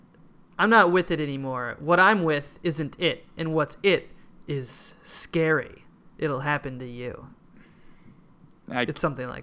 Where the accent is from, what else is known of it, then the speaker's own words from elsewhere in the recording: Hopkins, Minnesota, United States; There was some clown shit in my hometown.